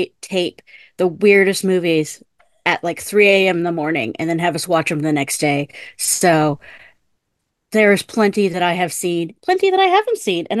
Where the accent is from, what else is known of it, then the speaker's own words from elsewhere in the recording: Southern California, United States; now in Nottingham, United Kingdom; I live in Nottingham, but I grew up in Southern California.